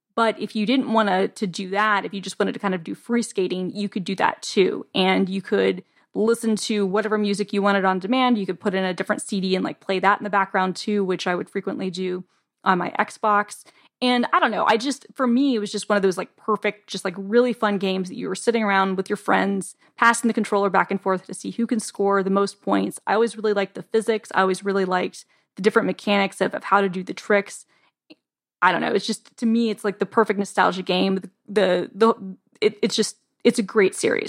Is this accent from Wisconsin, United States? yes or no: no; Atlanta, Georgia, United States; I'm from Atlanta